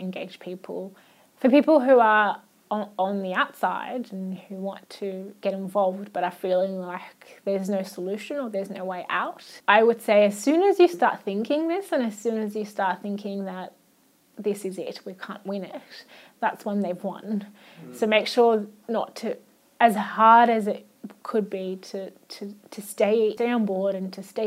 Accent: Australia; first language Arabic; English is a second language; also born or lived in Iraq; growing up in Australia

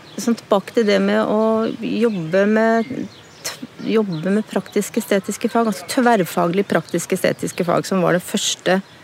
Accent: Dal, Akershus, Norway; also born or lived in Råholt; Vokste opp på Dal og ungdomstida mi på Rålt.

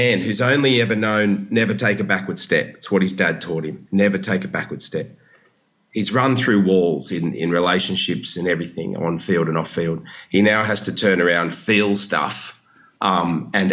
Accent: Cronulla, New South Wales, Australia; as a young man growing up in Cronulla

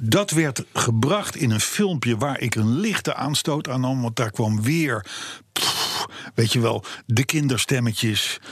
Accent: Voorschoten, South Holland, Netherlands; ik ben geboren in Voorschoten, vlak vlakbij Katwijk

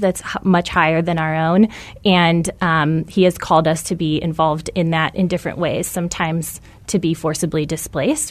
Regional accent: Tucson, Arizona, United States; I'm from Tucson.

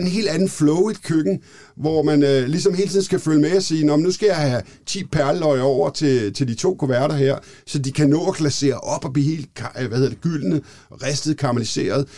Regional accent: Copenhagen, Capital Region of Denmark, Denmark; also born or lived in London; jeg er københavnerdreng, jeg er, mm. er født i det, der hedder København K

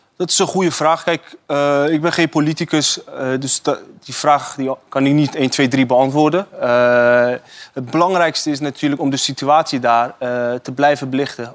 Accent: Iran; now in Netherlands; wij als Iraniërs

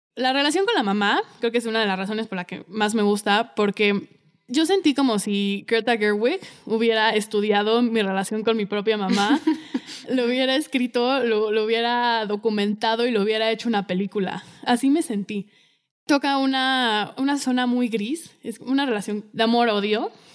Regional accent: Mexico; como mexicano

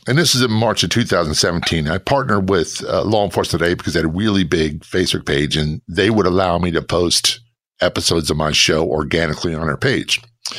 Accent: Norfolk, Virginia, United States; also born or lived in New Jersey / Spain / Tennessee; So I was born in New Jersey. I lived in Spain. I lived in Tennessee. And I spent most of my childhood, formative years, in Norfolk, Virginia Beach area of Virginia.

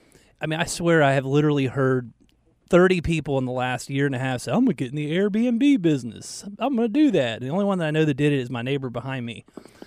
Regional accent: Georgia, United States; I grew up in Georgia.

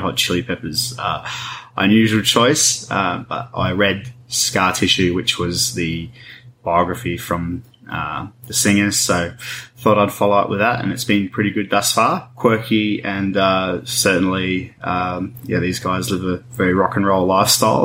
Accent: Deepwell Station, Northern Territory, Australia; I grew up on Deepwell Station

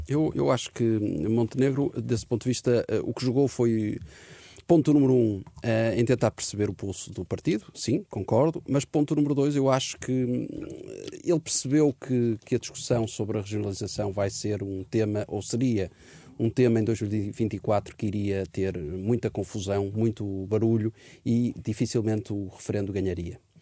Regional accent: Portugal; como português

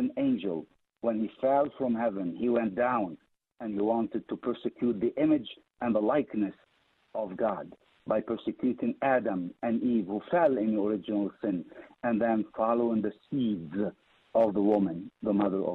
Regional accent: Lebanon; moved away; I was born in Lebanon

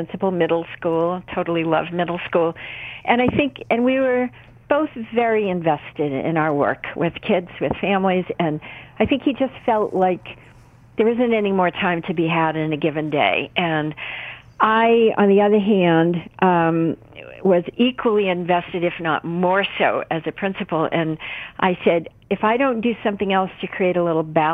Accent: New England, United States; I was raised in New England. You know, we have a strong work ethic in this region of the country

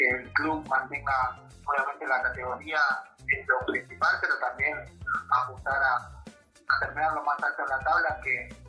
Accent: La Salada, Buenos Aires Province, Argentina; moved away; Nací en Buenos Aires, provincia de Buenos Aires, en La Salada, barrio José Hernández.

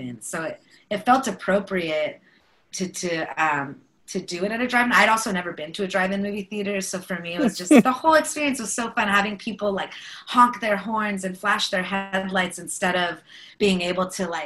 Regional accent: Bay Area, California, United States; we're both from the Bay Area

